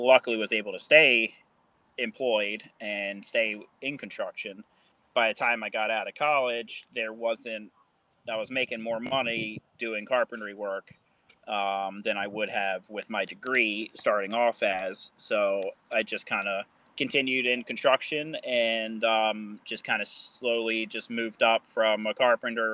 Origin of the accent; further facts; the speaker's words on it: Baltimore, Maryland, United States; I am from Baltimore, Maryland, and I am a construction superintendent.